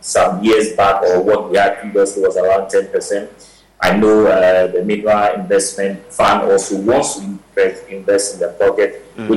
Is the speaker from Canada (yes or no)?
no; Ghana; as Ghanaian